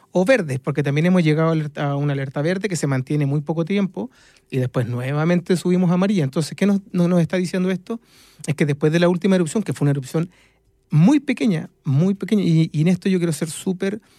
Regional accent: Chile

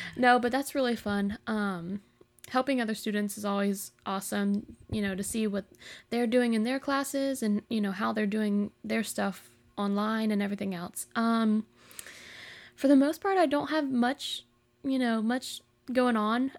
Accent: Jacksonville, Florida, United States; I'm from Jacksonville, Florida.

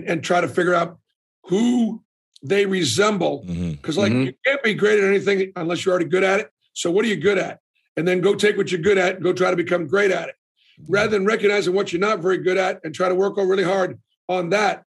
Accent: Boston, Massachusetts, United States; Boston, Massachusetts, born and raised.

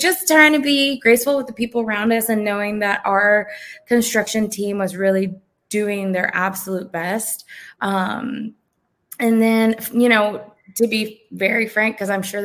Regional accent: South Florida, United States; now in Georgia, United States; we're originally from South Florida

